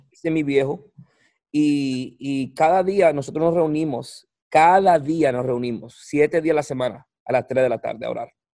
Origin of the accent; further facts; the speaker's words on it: Puerto Rico; moved away; soy boricua